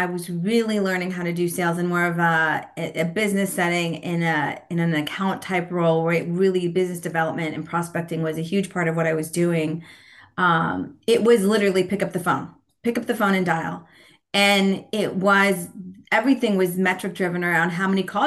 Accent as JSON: {"language": "English", "region": "California", "country": "United States", "tie": "born or raised there", "also_born_or_lived": "San Francisco, California", "moved": "as an adult", "lives_now": "Portland, United States", "said": "I grew up in California. Still on the West Coast in Portland, Oregon"}